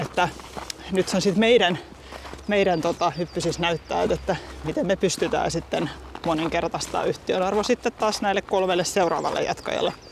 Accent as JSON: {"language": "Finnish", "town": "Helsinki", "region": "Uusimaa", "country": "Finland", "tie": "born or raised there", "said": "huhtikuussa 82 naisten klinikalla Helsingissä, kun olen syntynyt perheyritykseen"}